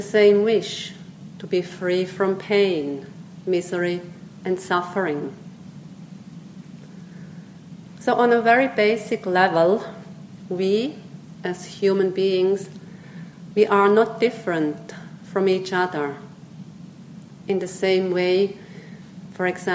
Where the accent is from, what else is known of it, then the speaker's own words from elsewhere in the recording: Switzerland; first language Swiss German; English is a second language; moved away as an adult; also born or lived in Myanmar; growing up in Switzerland with Swiss German, German language